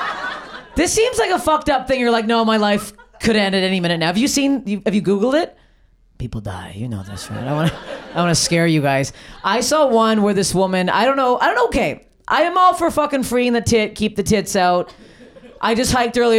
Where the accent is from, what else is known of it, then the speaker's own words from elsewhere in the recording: Canada; I'm Canadian